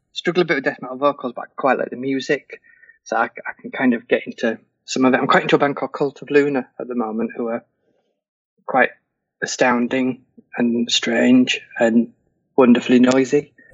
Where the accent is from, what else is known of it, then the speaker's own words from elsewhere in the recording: England, United Kingdom; I'm English.